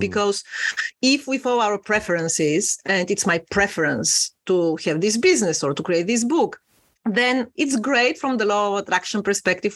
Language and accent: English; Bulgaria; moved away as an adult; now in London, United Kingdom; I am originally from Eastern Europe, from a tiny little country called Bulgaria, but I've been living in London for 16 years now